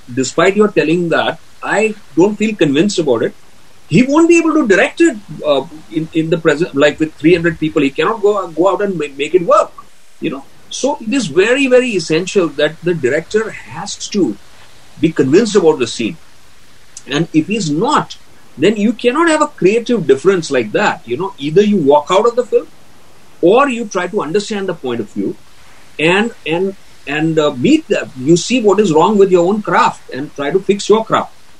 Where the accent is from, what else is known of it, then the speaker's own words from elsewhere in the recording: Ahmedabad, Gujarat, India; moved away as an adult; I was from a small town. I was from Ahmedabad.